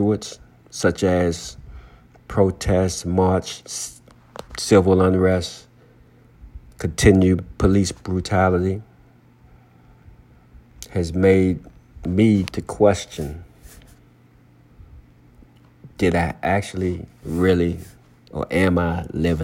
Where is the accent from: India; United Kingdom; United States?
United States; Henrico County, Virginia; growing up in Henrico County